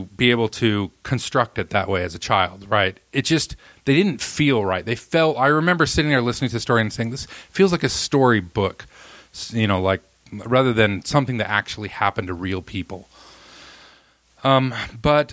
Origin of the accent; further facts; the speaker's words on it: Roy, Utah, United States; also born or lived in Alabama; I moved to Roy, Utah, where I lived until I went on my mission at 19